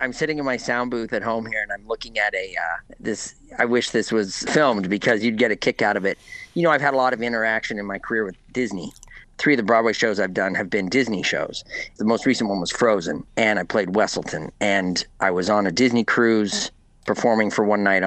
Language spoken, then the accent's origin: English; Walkerton, Ontario, Canada; also born or lived in Clifford, Ontario; now in United States; growing up in Walkerton